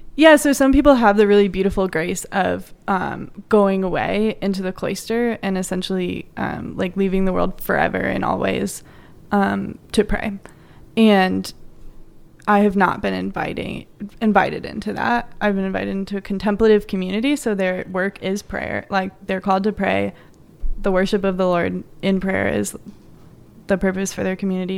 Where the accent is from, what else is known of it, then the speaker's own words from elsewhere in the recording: Joliet, Illinois, United States; moved away as an adult; also born or lived in Minnesota; I'm from, I'm from New Chicago originally